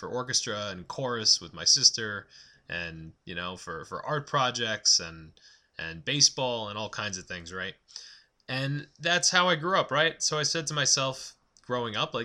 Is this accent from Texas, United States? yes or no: no; Massapequa Park, New York, United States; I grew up on Long Island.